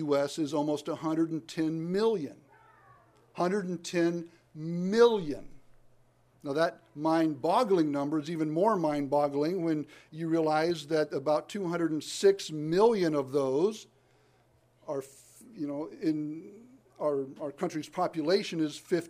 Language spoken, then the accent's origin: English; the South, United States; I'm from the South. I don't claim it, but I'm from it